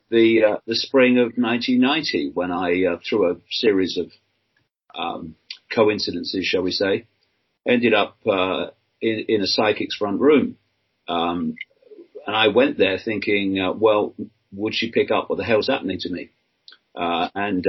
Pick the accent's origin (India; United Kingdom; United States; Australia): United Kingdom; Leicester, East Midlands; also born or lived in Birmingham / London; I was born in Leicester, England, in 1952. Grew up on a working class council house estate